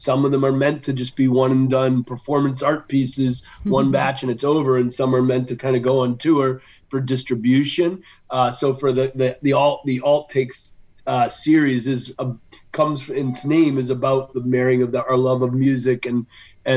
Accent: Western Massachusetts, United States; I grew up in Western Massachusetts.

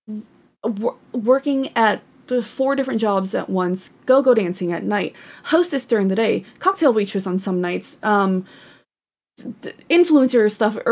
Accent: Northern California, United States; I was born and raised in Northern California

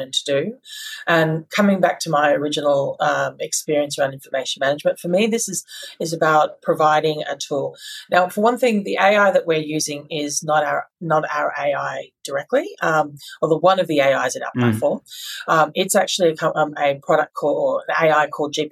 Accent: Australia; as Aussies

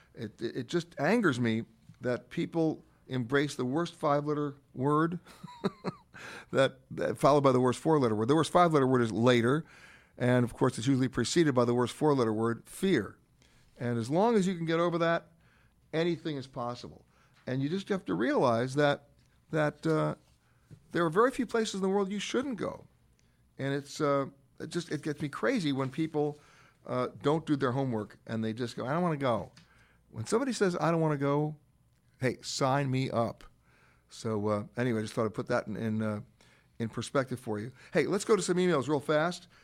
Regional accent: New York, United States; I grew up in Manhattan, in Harlem

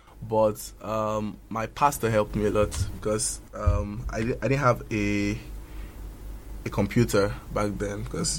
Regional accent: Ogun State, Nigeria; born there; also born or lived in Lagos; I was born in Ogun State, you know, by a very fantastic dad and a very wonderful mom.

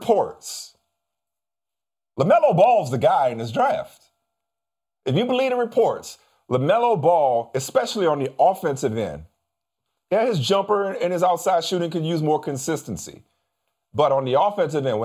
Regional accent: New Orleans, Louisiana, United States; they came to my hometown

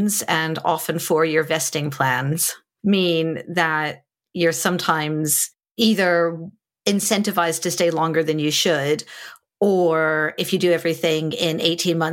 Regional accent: United States; now in London, United Kingdom; as an American coming

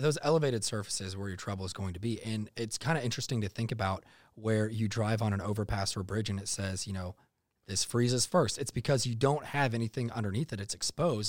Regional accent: North Texas, United States; also born or lived in Iowa; growing up in North Texas, I, I did live in Iowa for a bit there, born there, moved to Texas when I was young

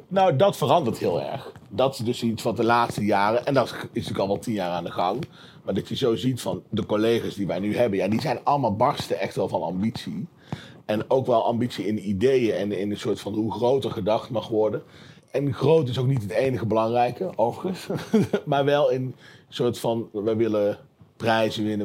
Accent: Tilburg, North Brabant, Netherlands; ik kom uit Tilburg

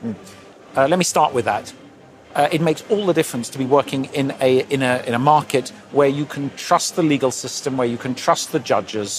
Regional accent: London, United Kingdom; I was born and brought up in London

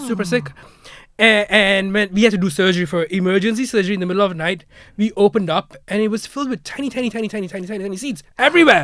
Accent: Malaysia; now in Ireland; back in Malaysia, we would do Lunar New Year as well

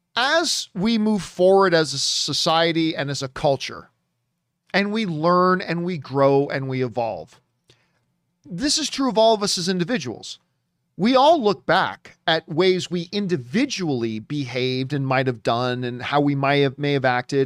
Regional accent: Canada; I'm Canadian.

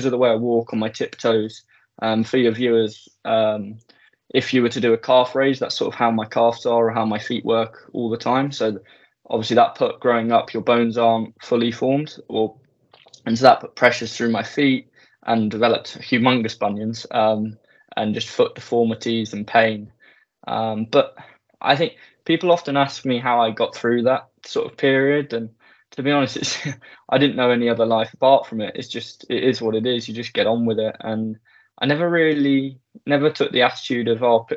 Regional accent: Sevenoaks, South East England, United Kingdom; I was born in Sevenoaks, Kent, southeast of England.

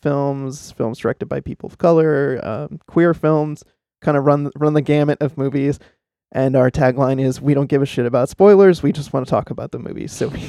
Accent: Boston, Massachusetts, United States; So I'm from Boston, based in the Boston area

